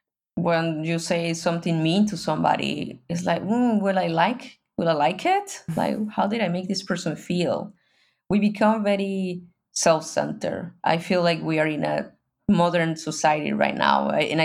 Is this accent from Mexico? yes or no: yes; Mexico; I'm from Mexico, but I was a privileged person in Mexico.